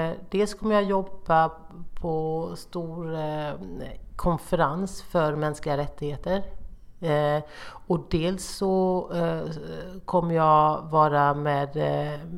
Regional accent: Småland, Sweden; Alltså, du vet, jag är både smålänning och miljöpartist.

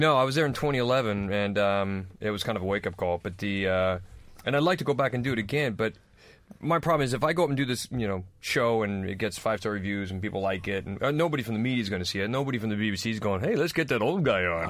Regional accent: United States; moved away; I'm American

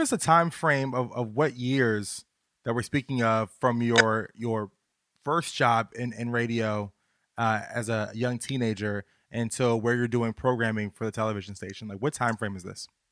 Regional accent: Virginia, United States; I'm from Virginia

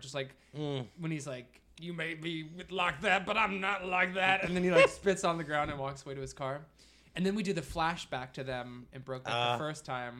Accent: Ohio, United States; where I grew up in Ohio

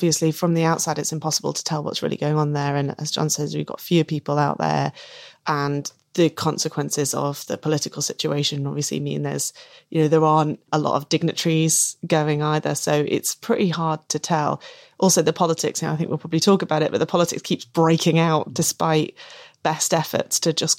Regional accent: England, United Kingdom; You know, I'm English and I'm not a part of that culture that pervaded before. This is a new way of being English and we're going to be really proud of it.

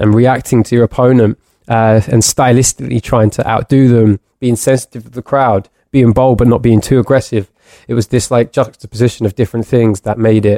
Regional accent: London, United Kingdom; growing up in London

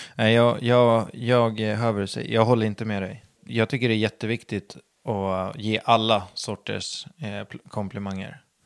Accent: Södertälje, Stockholm County, Sweden; jag är uppvuxen på landet utanför Södertälje

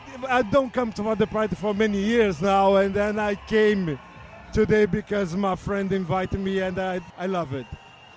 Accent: Brazil; now in London, United Kingdom; I'm 64. I'm from Brazil. But I live in London for many years now

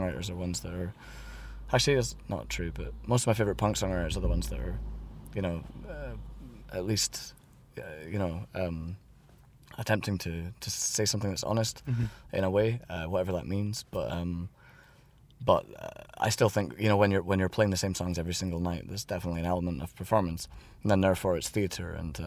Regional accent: Edinburgh, Scotland, United Kingdom; moved away as an adult; now in Berlin, Germany; I grew up in Edinburgh

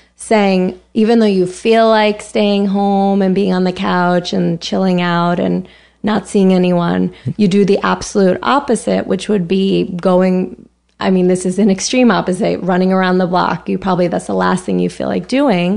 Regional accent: Larchmont, New York, United States; moved away as an adult; also born or lived in Boston / San Francisco; now in New York, United States; I grew up in New York. I'm from Westchester

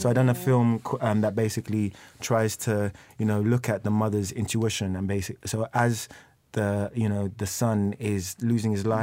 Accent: London, United Kingdom; I'm from, like, East London

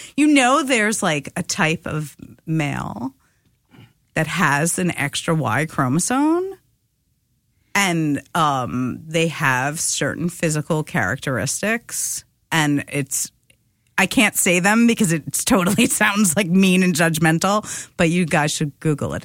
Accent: New York, United States; I'm a New Yorker

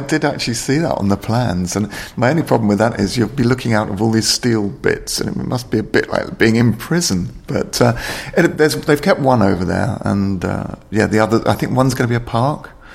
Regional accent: London, United Kingdom; I was born in London

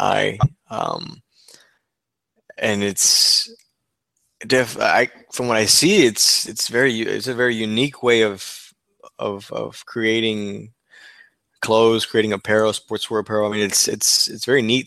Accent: Mexico; now in Texas, United States; Mexico, my home country

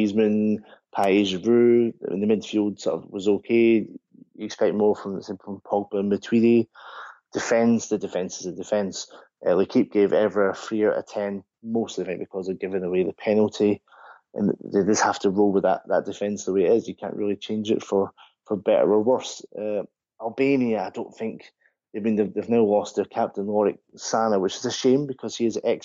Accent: Scotland, United Kingdom; even as a Scotsman

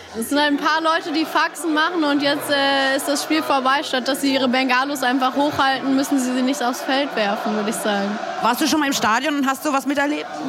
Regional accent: Berlin, Germany; ich komme aus so Kreuzköln, also so zwischen Südstern und Hermannplatz.

